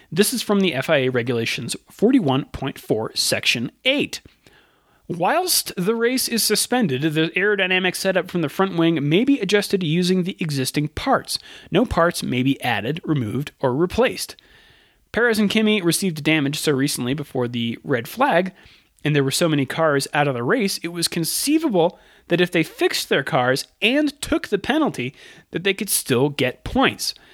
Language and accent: English; Canada; Uh, I'm from Canada, and we get the sports, uh, Sky Sports feed